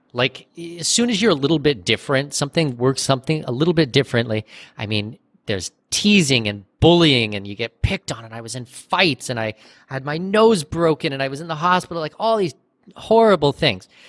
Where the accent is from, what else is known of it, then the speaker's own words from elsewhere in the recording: Southwestern Ontario, Canada; moved away as an adult; now in Panama; I'm Canadian. I was born in Southwestern Ontario